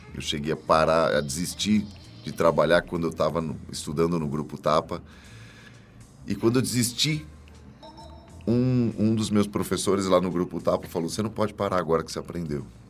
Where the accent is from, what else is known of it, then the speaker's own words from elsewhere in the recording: São Paulo, Brazil; also born or lived in Juquitiba; Eu nasci em São Paulo, morei mu em muitos lugares aqui